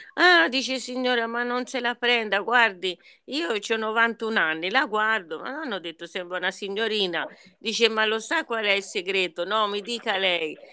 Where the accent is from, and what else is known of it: Orbetello, Tuscany, Italy; born or raised there; now in Florence, Italy